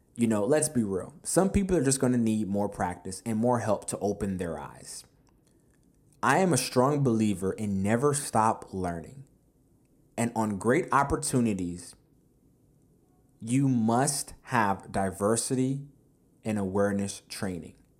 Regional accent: United States; I was born here in America as well

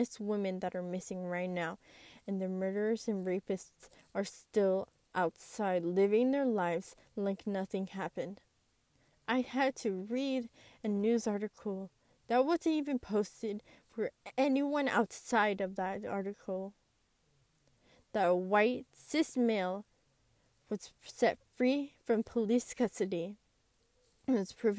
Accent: United States; I am a first-generation Hispanic American. I grew up here in America

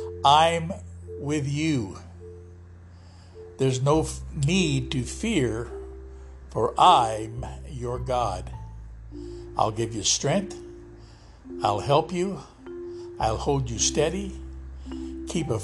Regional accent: Lodi, California, United States; my hometown of Lodi, California

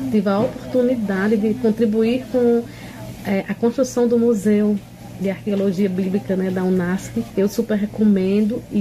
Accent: Petrolina, Pernambuco, Brazil; sou de Petrolina, sertão de Pernambuco.

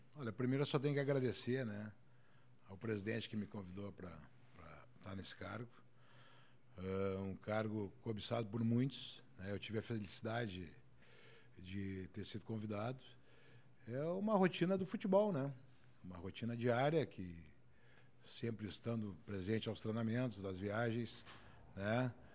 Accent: Porto Alegre, Rio Grande do Sul, Brazil; nasci em Porto Alegre, eu sou colorado

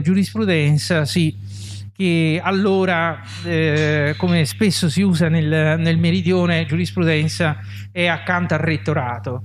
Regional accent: Rome, Lazio, Italy; moved away as an adult; also born or lived in Palermo; sono romano di Roma

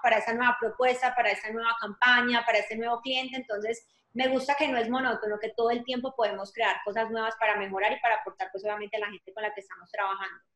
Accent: Colombia; moved away as an adult; now in Atlanta, United States; soy colombiana, hace 15 años vivo en Atlanta.

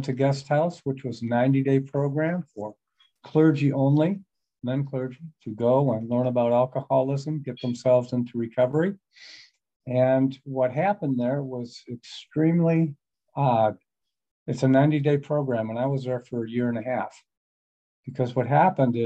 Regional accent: Buffalo, New York, United States; moved away; originally, I'm from Buffalo, New York. Came from a very good family.

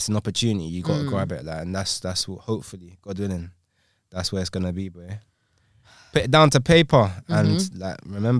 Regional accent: London, United Kingdom; I'm from London, bro, like, generation.

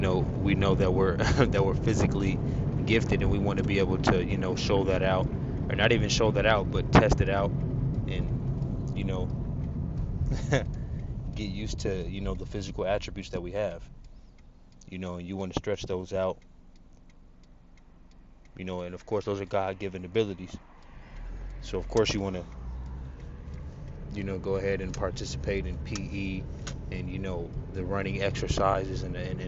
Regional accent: Phoenix, Arizona, United States; growing up in Phoenix, Arizona

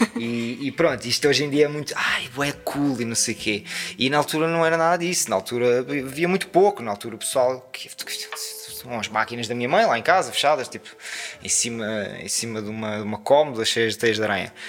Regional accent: Portugal; moved away as an adult; also born or lived in Lisbon; o facto de vir daqui

